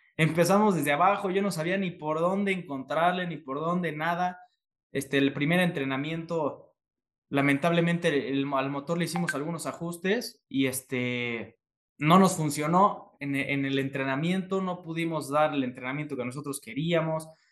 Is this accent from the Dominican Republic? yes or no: no; Puebla, Mexico; yo soy de Puebla